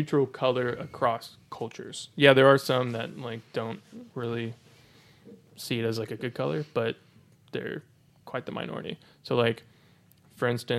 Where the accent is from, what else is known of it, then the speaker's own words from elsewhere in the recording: United States; as an American